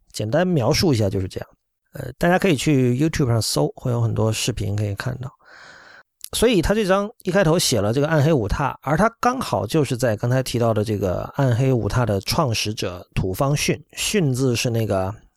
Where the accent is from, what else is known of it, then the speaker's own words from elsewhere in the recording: China; 作为中国人